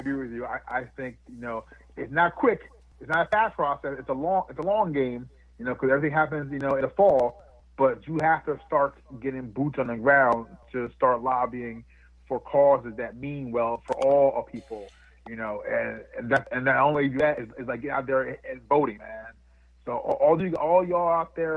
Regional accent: New Jersey, United States; I grew up and was raised in a town that was 99% white up here in New Jersey.

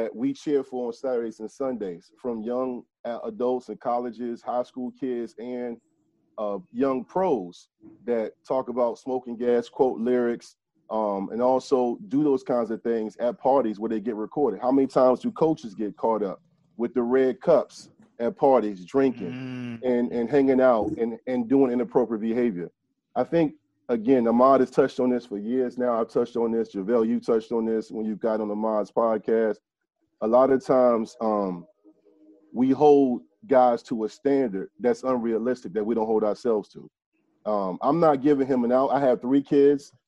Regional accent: Hampton / Newport News, Virginia, United States; I am from Shell Row. I'm not going to act like Hampton and Newport News was the best place in the world

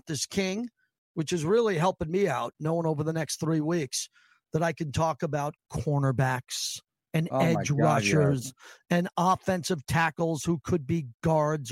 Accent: Massapequa, New York, United States; I'm from Massapequa, Long Island

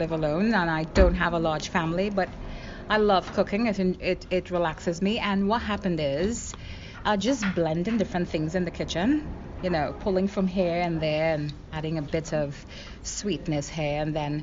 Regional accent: Trinidad & Tobago; I'm from Trinidad

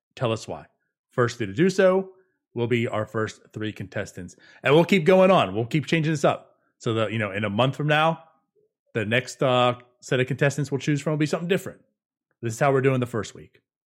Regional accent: Pittsburgh, Pennsylvania, United States; now in Jacksonville, United States; I'm originally from the Pittsburgh area

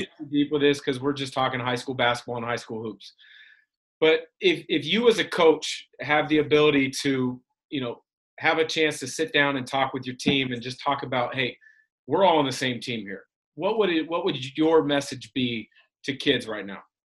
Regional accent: Vancouver, Washington, United States; I grew up in Vancouver, which is near Portland, so I was a Blazer fan

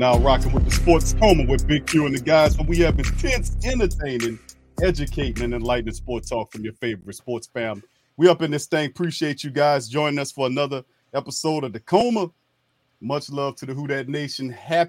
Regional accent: New Orleans, Louisiana, United States; Like I'm from this from New Orleans. I'm born and raised in New Orleans.

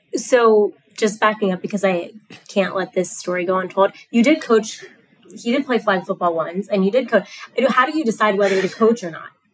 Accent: South Florida, United States; moved away; I grew up in South Florida

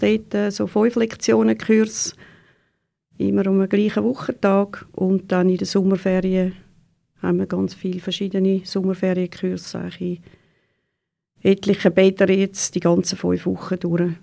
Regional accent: Neftenbach, Zurich, Switzerland; ich bin äh, in Neftenbach aufgewachsen, wirklich äh, 100 Meter von der Body weg

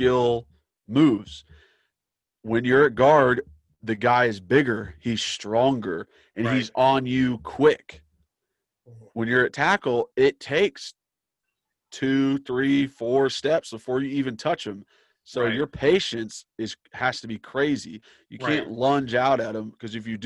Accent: Knoxville, Tennessee, United States; I grew up in Knoxville, grew up in East Tennessee

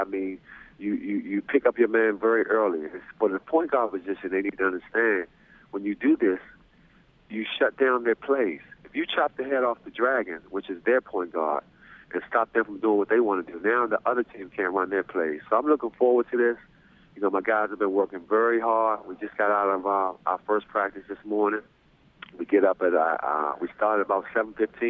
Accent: Washington, District of Columbia, United States; I was the head coach for the Maryland Nighthawks, a semi-pro team that's in my hometown, not too far in Washington, D.C.

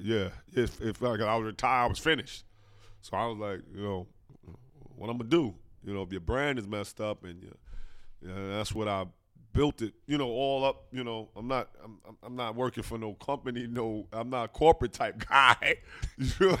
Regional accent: New Jersey, United States; my hometown, New Jersey

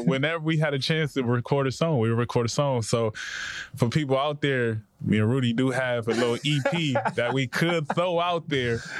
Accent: Compton, California, United States; the way I grew up in Compton

